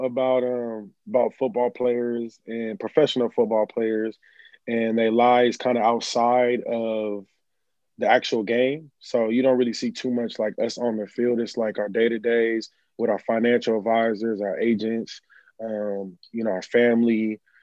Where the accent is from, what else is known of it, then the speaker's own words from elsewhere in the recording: California, United States; I'm from California, by the way, the best coast